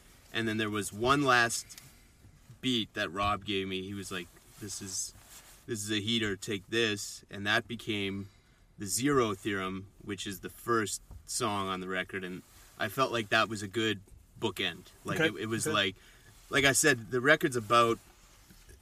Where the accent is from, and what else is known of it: Manitoba, Canada; born or raised there